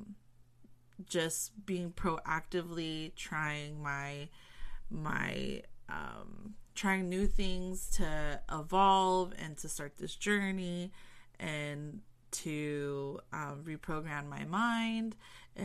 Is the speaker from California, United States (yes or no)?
yes; Southern California, United States; I'm from SoCal